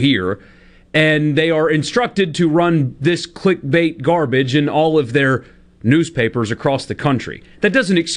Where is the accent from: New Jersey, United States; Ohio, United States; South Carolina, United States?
South Carolina, United States; Greenville; now in Mississippi, United States; My hometown paper was the same thing, the Greenville News